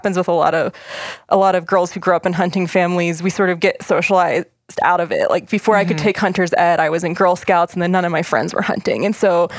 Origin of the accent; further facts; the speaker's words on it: Appalachian Maryland, United States; moved away; I grew up in the Appalachian part of Maryland where the state gets real skinny